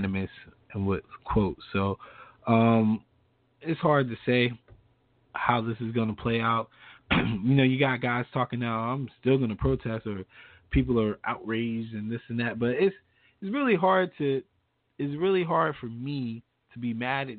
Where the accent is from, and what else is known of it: United States